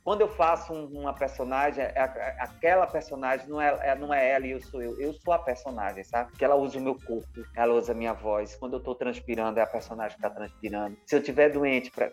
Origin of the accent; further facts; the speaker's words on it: Campina Grande, Paraíba, Brazil; moved away as an adult; now in Rio de Janeiro, Brazil; eu sou paraibano e já estou há uns 15 anos no Rio de Janeiro. Eu comecei minha, minha história no, em Campina Grande, na Paraíba